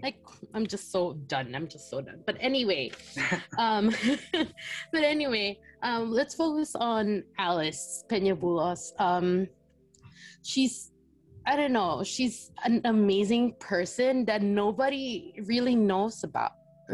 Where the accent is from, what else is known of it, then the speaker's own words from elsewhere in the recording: Philippines; now in United States; I was born and raised in the Philippines